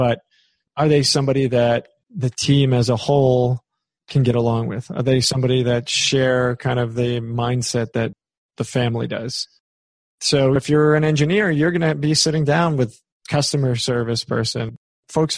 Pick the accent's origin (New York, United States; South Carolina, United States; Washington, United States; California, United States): New York, United States; I'm from New York